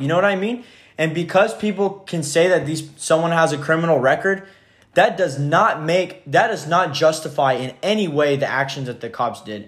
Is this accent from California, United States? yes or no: yes; Merced, California, United States; growing up in Merced is so diverse and there's so many different races here